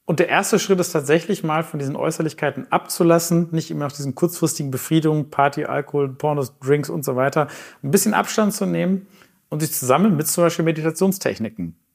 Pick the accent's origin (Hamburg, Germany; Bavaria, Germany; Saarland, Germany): Hamburg, Germany; Okay, ich bin Hamburger, ich wohne in Winterhude